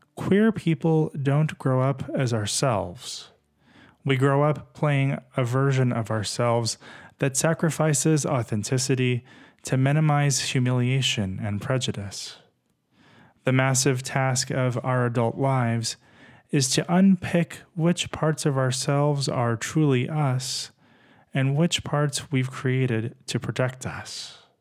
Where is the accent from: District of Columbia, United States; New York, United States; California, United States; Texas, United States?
Texas, United States; Growing up in Texas as a gay kid